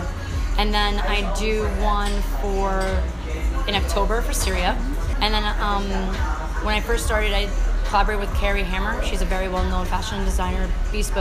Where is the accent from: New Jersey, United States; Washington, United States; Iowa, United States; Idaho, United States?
New Jersey, United States; I came from New Jersey and I was raised very sheltered